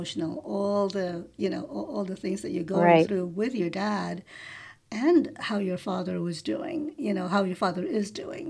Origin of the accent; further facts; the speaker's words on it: New York, United States; moved away as an adult; I'm a New Yorker. We moved from New York almost 2 years ago